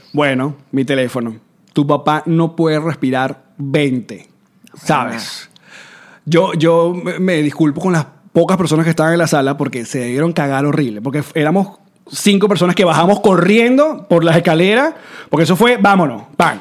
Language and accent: Spanish; Venezuela; moved away; yo nací en Venezuela, uno tiene que salir con el pasaporte venezolano